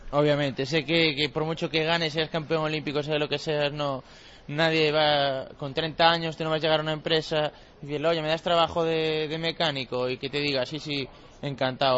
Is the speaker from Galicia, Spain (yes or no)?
yes; Cedeira, Galicia, Spain; de Cedeira, de mi pueblo